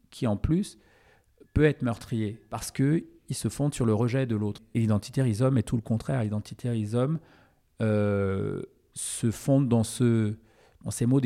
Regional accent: France; quelle que soit la manière dont je suis traitée ici, je suis française.

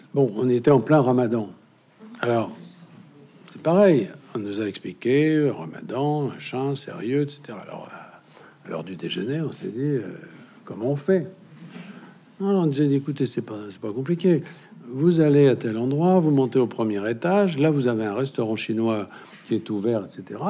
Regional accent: Berry, Centre-Val de Loire, France; chez moi dans le Berry

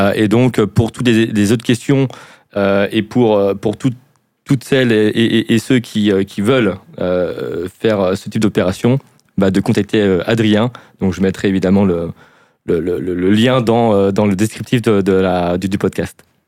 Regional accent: France; accent: French

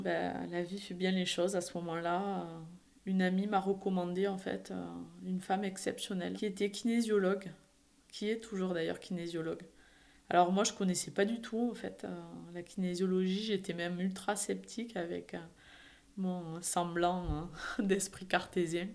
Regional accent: Perpignan, Occitania, France; accent: Perpignan; moved away as an adult; also born or lived in Montpellier; Je suis originaire du sud de la France, à Perpignan exactement

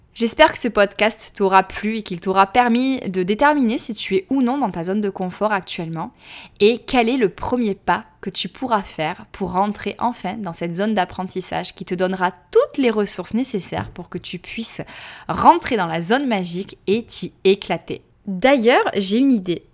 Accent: France; accent: French; moved away as an adult; also born or lived in Australia; mon petit accent français

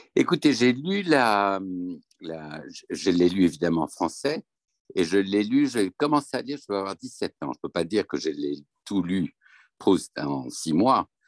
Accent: France; on est français et qu'on parle le français

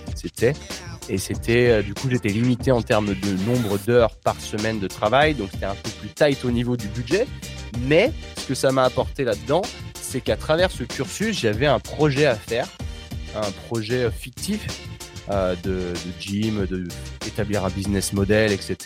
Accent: France; moved away as an adult; also born or lived in Australia; en tant que Français

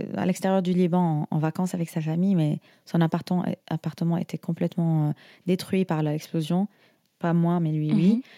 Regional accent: Syria; nous, en Syrie, par exemple, on a, des, euh, on a quelques villages

